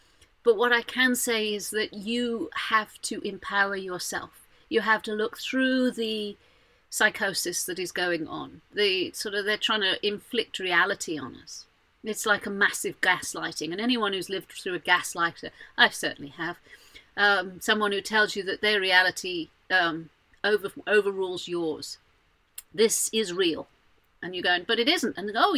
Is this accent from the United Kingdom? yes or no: no; Jordan; also born or lived in Saudi Arabia; I'm not that fond of Islam because I grew up in Jordan and Saudi Arabia and places like that. I saw some brutality when I was a kid.